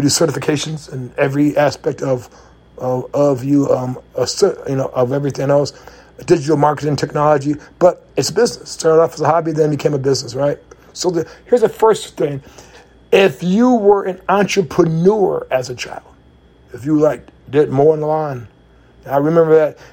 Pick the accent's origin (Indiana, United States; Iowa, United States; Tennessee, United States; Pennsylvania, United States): Indiana, United States; moved away; I'm from Indiana